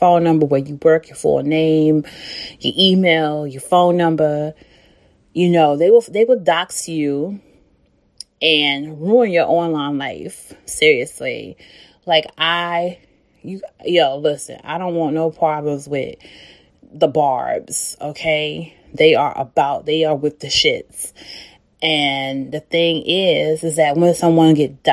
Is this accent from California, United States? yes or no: no; Chicago, Illinois, United States; I'm from Chicago